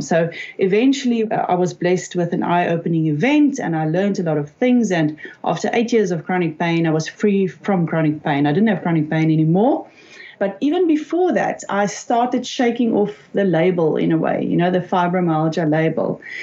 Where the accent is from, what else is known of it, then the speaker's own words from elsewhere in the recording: South Africa; I'm from South Africa